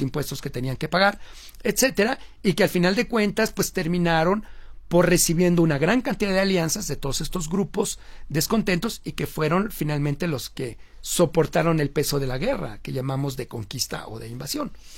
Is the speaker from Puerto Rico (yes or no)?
no; Mexico; la forma como hablamos en México